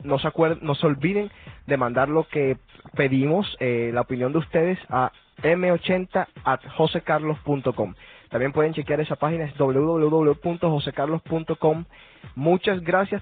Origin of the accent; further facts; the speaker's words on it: Colombia; yo soy colombiano